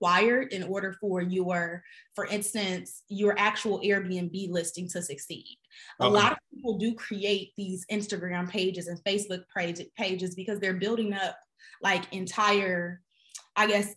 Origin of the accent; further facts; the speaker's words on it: Chicago, Illinois, United States; now in Atlanta, United States; I'm actually from Chicago. So I'm down here in Atlanta